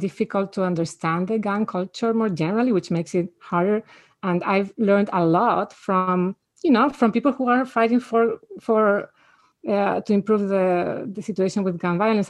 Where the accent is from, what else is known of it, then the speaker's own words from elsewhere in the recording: Spain; now in United States; I grew up in Spain where people just don't have guns.